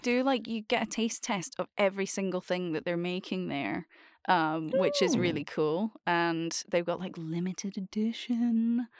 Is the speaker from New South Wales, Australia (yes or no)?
no; Bundaberg, Queensland, Australia; born there; I know where I was born. I was born in Bundaberg, which is always fun.